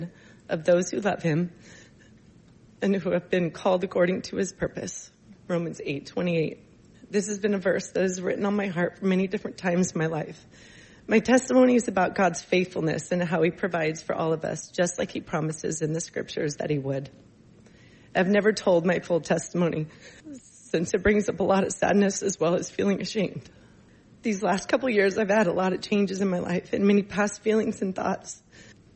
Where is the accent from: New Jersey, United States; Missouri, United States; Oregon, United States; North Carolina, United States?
Oregon, United States; Coquille; moved away as an adult; also born or lived in Scappoose, Oregon; I was born and raised in a small town of Coquille on the southern coast of Oregon